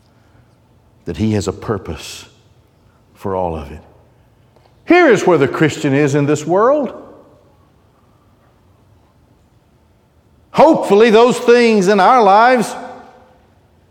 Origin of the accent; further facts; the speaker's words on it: United States; I'm an American